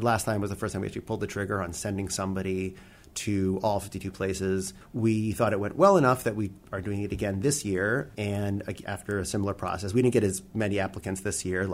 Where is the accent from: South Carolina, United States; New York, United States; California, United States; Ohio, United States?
New York, United States; I'm a New Yorker